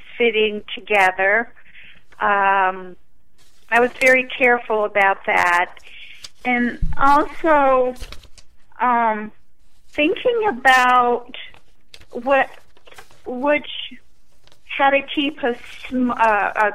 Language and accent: English; northern New England, United States; I am from New England, and it's really the only, northern New England